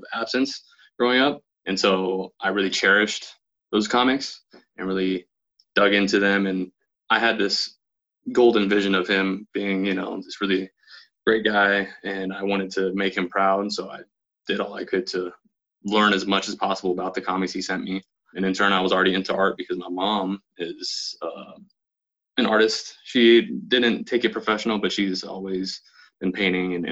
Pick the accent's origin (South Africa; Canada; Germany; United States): United States; Beaverton, Oregon; also born or lived in Portland, Oregon; I'm from Portland, Oregon, born and raised. Grew up mainly in Beaverton